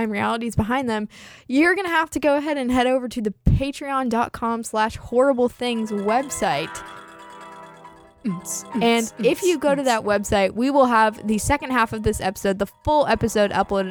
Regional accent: California, United States; I'm from California

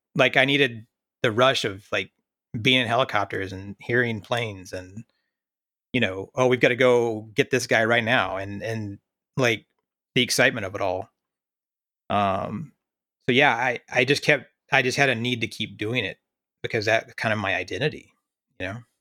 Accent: rural Oklahoma, United States; moved away as an adult; also born or lived in Kuwait / Iraq / Afghanistan; now in North Texas, United States; growing up in Oklahoma, I knew I wanted to get out

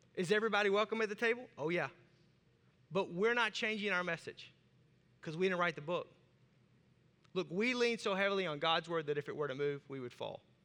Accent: Arkansas, United States; accent: southern; I have a southern accent and I'm from Arkansas

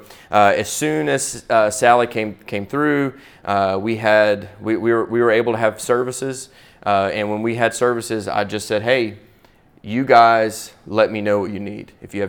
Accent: Pensacola, Florida, United States; I'm from Pensacola, Florida.

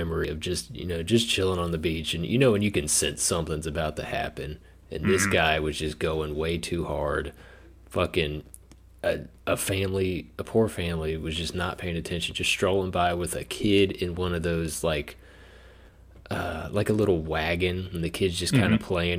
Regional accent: United States; as an American

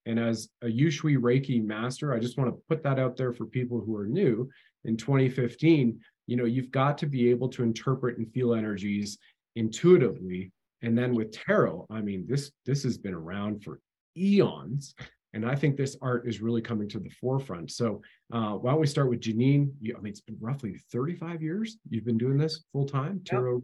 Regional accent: Canada

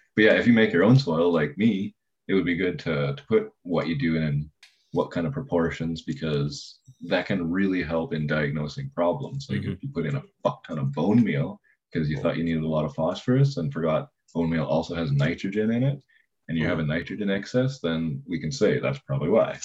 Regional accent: Canada; as a Canadian

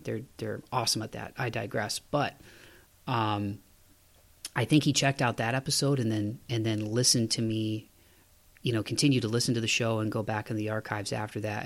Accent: Toledo, Ohio, United States; moved away as an adult; now in Tennessee, United States; the last winter I was home in Toledo, Ohio, my hometown

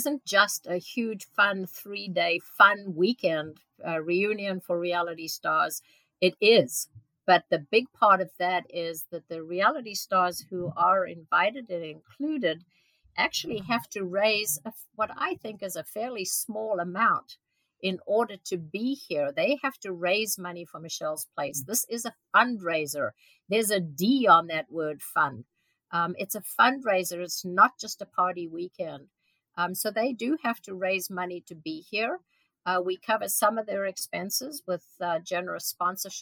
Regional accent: Modderfontein, Gauteng, South Africa; moved away; I grew up in South Africa, and my father was a doctor on a fairly small town.

